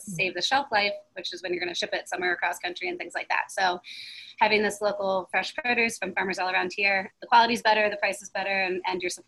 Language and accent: English; Smyrna Park, Maryland, United States; I grew up in Smyrna Park, Maryland